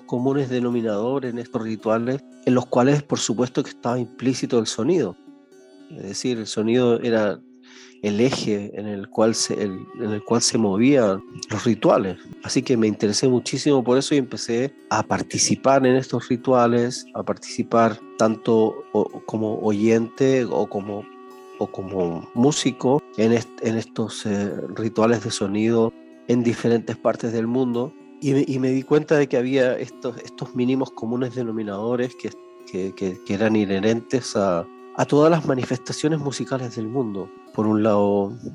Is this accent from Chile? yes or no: yes; Chile; moved away; nací en Chile